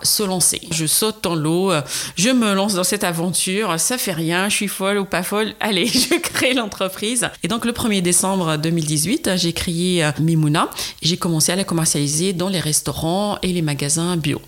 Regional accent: Constantine, Constantine Province, Algeria; now in France; mon enfance à Constantine où ma grand-mère faisait de la citronnade

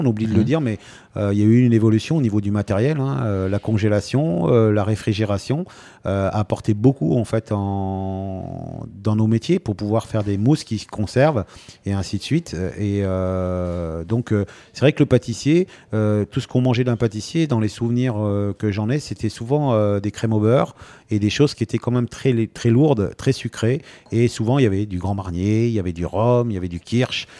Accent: Rouen, Normandy, France; now in Antibes, France; chez moi à Rouen

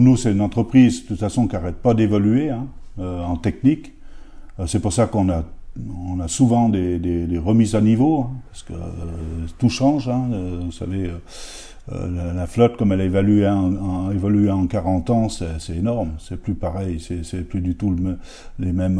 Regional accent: Féternes, Auvergne-Rhône-Alpes, France; j'étais de Féterne

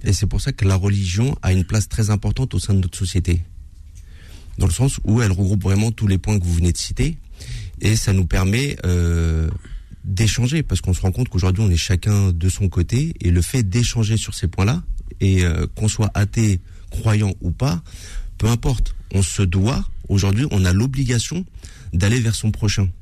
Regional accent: Villeparisis, Île-de-France, France; Je suis né à Villeparisis, j'ai grandi à Villeparisis

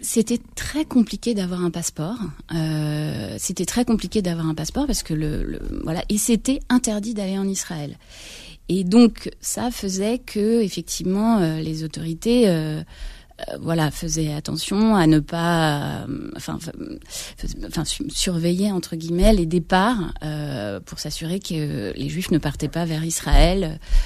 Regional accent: Créteil, Île-de-France, France; j'ai grandi à Créteil

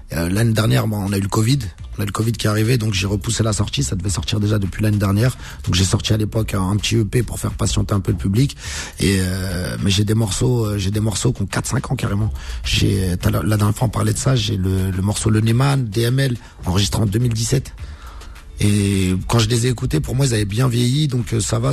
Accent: Casablanca, Casablanca-Settat, Morocco; on est originaire de Casa

